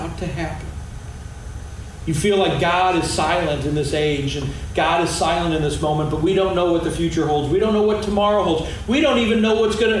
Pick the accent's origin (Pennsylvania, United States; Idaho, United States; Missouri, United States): Missouri, United States; Arnold; I grew up in Arnold